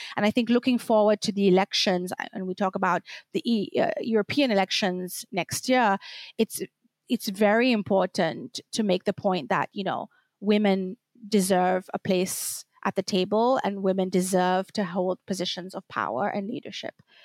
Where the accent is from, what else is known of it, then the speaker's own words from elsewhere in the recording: Seychelles; moved away as an adult; also born or lived in Belgium; now in Brussels, Belgium; I'm from the Seychelles Islands. I've been living in Belgium for over a decade now